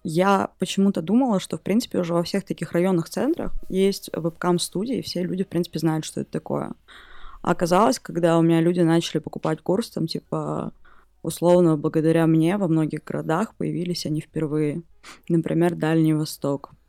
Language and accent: Russian; Mezhdurechensk, Kemerovo Oblast, Russia; из Междуреченска.